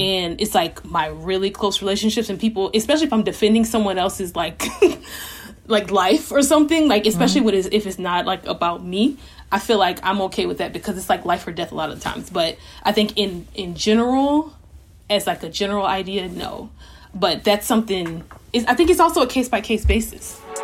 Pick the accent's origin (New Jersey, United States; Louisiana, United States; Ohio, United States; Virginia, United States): Louisiana, United States; moved away as an adult; I'm from Louisiana